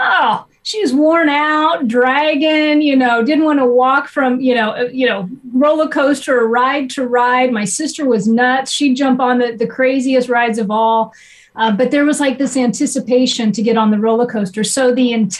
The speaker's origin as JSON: {"language": "English", "region": "Nebraska", "country": "United States", "tie": "born or raised there", "also_born_or_lived": "Ohio", "moved": "yes", "said": "growing up, I was raised in Nebraska"}